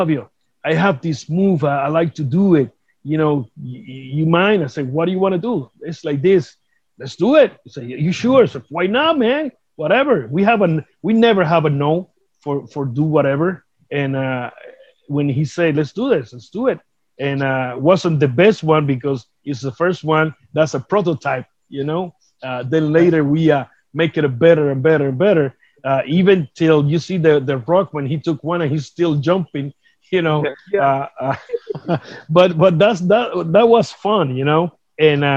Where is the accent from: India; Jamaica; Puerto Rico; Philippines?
Puerto Rico; Vega Alta; English is a second language; I was inducted here in Puerto Rico for the my hometown Vega Alta to the Sports Hall of Fame